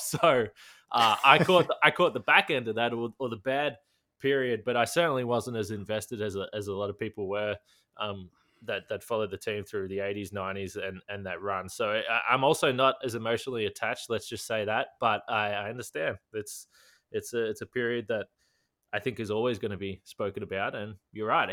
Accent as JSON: {"language": "English", "country": "Australia", "tie": "born or raised there", "said": "growing up in Australia"}